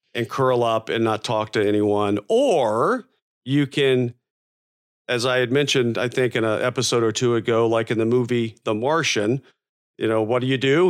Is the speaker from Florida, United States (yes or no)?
yes; Florida, United States; moved away; I grew up in Florida